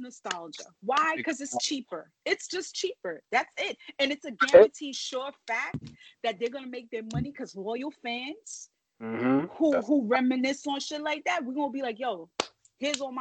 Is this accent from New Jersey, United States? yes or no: no; New York City, New York, United States; also born or lived in Bronx; Born and raised in Brooklyn